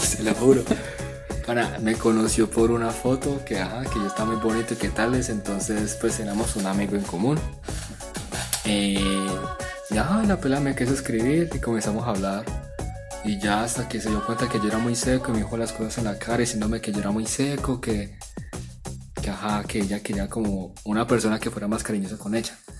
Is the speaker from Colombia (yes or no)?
yes; Apartadó, Antioquia, Colombia; accent: half paisa; also born or lived in Bucaramanga; yo vengo de apartado, pero nací en Bucaramanga. Eh, tengo medio acento paisa por, la, por el municipio de apartado